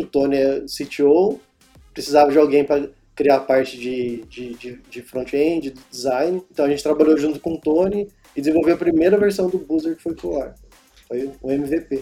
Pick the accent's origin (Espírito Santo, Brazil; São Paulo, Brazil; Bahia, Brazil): São Paulo, Brazil; Pindamonhangaba; voltei para cá, para o interior, né? Que eu sou de Pindamonhangaba.